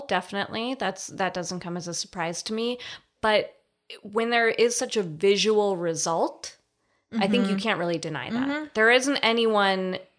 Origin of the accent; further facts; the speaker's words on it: Colorado, United States; Oh, Colorado.